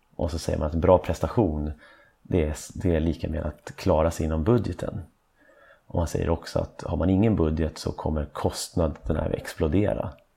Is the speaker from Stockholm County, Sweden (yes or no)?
yes; Stockholm, Stockholm County, Sweden; jag är från Stockholm. Och då är man en äkta stockholmare.